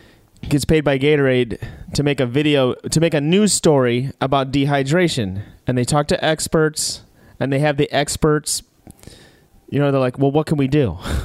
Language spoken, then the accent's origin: English; Chicago, Illinois, United States; moved away; I was from Chicago